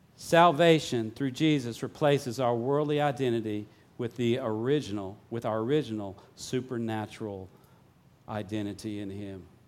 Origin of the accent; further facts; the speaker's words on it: Vicksburg, Mississippi, United States; moved away; I grew up here in Vicksburg